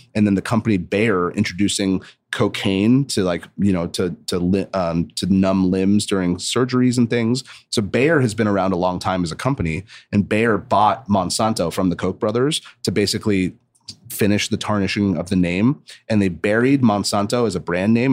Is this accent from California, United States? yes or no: yes; Santa Barbara, California, United States; I grew up in Santa Barbara